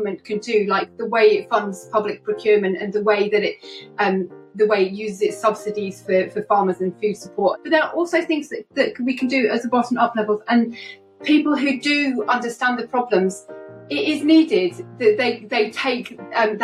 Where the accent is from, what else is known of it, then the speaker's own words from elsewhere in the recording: Lincolnshire, East Midlands, United Kingdom; I was brought up in Lincolnshire and I'm currently living in Lincoln.